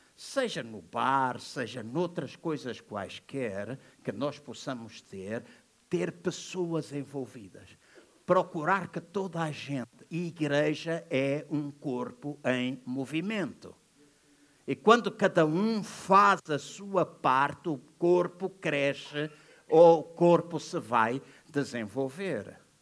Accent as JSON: {"language": "Portuguese", "country": "Angola", "tie": "born or raised there", "said": "Eu sou angolano da nascença"}